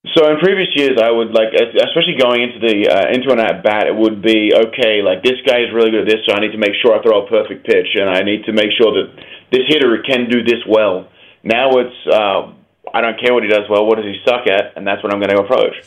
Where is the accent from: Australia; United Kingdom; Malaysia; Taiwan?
Australia; moved away; growing up in Australia